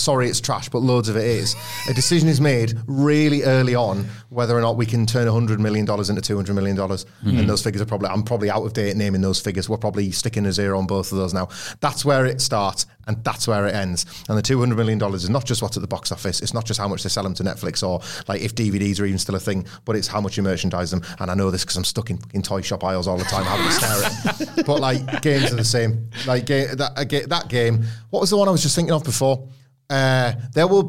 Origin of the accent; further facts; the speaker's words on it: near Scarborough, Yorkshire and the Humber, United Kingdom; I grew up near Scarborough